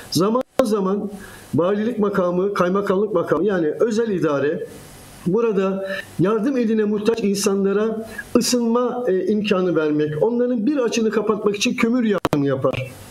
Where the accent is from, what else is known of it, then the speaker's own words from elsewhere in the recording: Zonguldak, Turkey; keşke ben de Zonguldaklı olarak Karadeniz Ereğli'de 30 küsur yıldır gazetecilik yapan bir kardeşiniz olarak